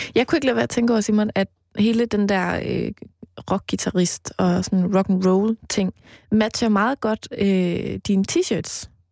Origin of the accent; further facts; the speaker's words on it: Mols, Central Denmark Region, Denmark; moved away; jeg voksede op ude på Mols, på landet